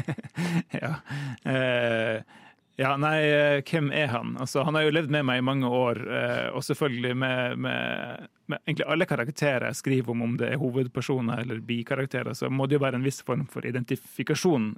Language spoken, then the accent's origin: Norwegian; Tromsø, Troms, Norway; Jeg kommer jo fra Tromsø